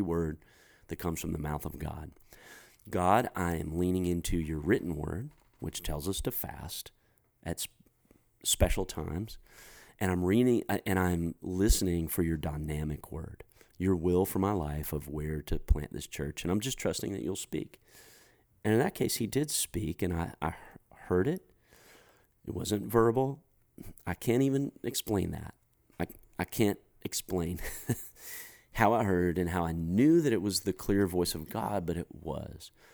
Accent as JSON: {"language": "English", "country": "United States", "said": "as an American guy"}